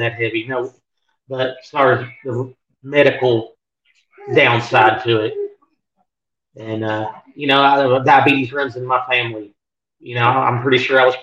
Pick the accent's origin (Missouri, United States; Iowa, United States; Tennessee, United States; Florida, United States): Tennessee, United States; Northeast; Northeast Tennessee